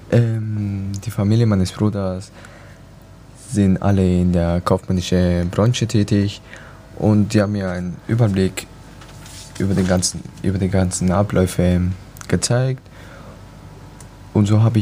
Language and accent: German; Ecuador; also born or lived in Mallorca; now in Hamburg, Germany; Ich bin, ich komme aus Ecuador, bin 19, habe vor zwei Jahren meine Real abgeschlossen in Mallorca, dann bin ich umgezogen nach Hamburg wieder.